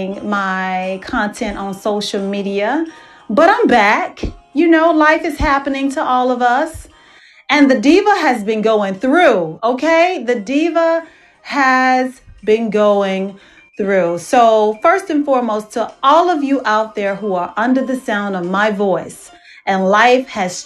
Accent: Dallas, Texas, United States; moved away; I am hosting my show from my hometown of Dallas, Texas

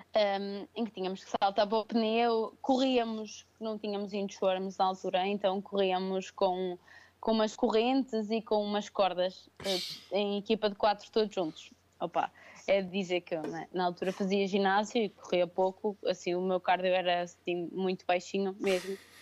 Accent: São Pedro do Sul, Viseu, Portugal; moved away as an adult; also born or lived in Lisbon; eu sou de Viseu, sou de São Pedro do Sul

